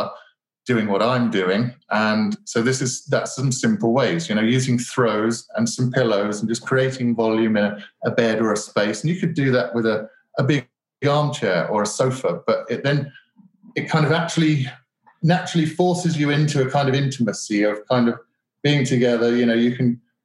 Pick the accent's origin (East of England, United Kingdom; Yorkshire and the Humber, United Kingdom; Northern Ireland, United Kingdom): East of England, United Kingdom; Colchester; accent: British; you might notice my British accent, and I was lucky enough to grow up in Colchester, which is England's very oldest town